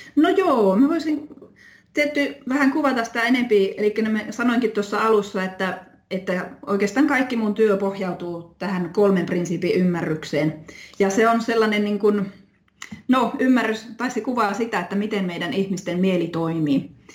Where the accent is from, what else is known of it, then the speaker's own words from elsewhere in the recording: Oulu, North Ostrobothnia, Finland; moved away as an adult; also born or lived in London / Rovaniemi; now in Haapavesi, Finland; mä oon Oulusta, Oulun seudulta kotoisin